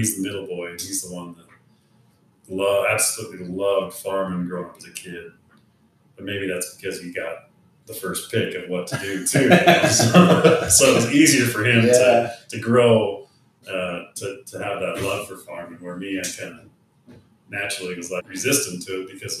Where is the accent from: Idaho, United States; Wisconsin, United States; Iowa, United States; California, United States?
Idaho, United States; Born in Louisville, Idaho, which is right next door to where we live now. But yeah, I grew up on a family farm, and now we built a home on the family farm.